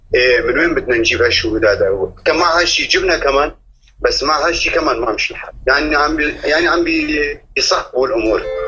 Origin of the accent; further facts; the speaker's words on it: Amuda, Al-Hasakah Governorate, Syria; مكتوم القيد من عمودة